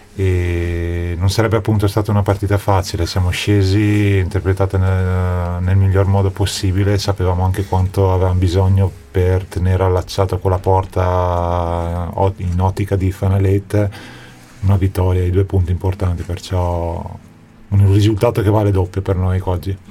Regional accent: Trento, Trentino-Alto Adige, Italy; born or raised there; moved away

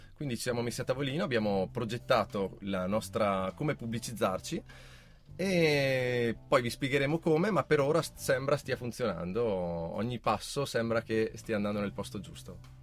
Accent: Val di Non, Trentino-Alto Adige, Italy; noi siamo della Valle di Noam

